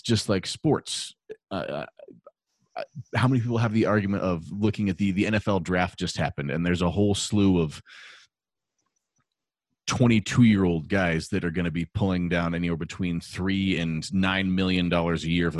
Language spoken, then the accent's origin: English; Longmont, Colorado, United States; growing up in Longmont, I didn't know there was anything other than United Artists Theaters